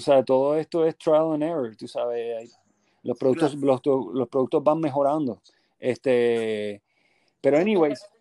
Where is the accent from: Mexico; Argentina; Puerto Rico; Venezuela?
Puerto Rico; moved away as an adult; also born or lived in Berkeley, California, United States; yo básicamente vine aquí a Puerto Rico por un periodo de, luego que me gradué, vine por un periodo de un año y medio y rápido me regresé a Estados Unidos